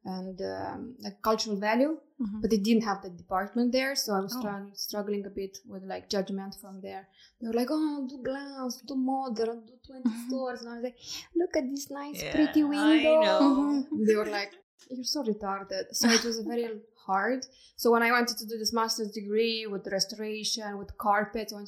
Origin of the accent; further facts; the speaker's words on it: Moldova; moved away as an adult; also born or lived in Romania; now in Estonia; I was born and raised in Moldova